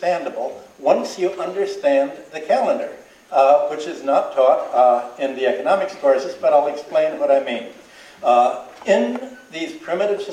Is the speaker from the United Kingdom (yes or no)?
no; Ireland; as we Irish